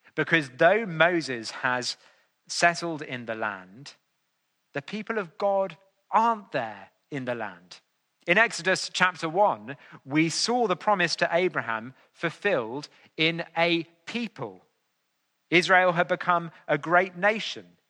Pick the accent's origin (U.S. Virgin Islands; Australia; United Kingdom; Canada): United Kingdom; England; I was more than willing to be known as an Englishman on those occasions.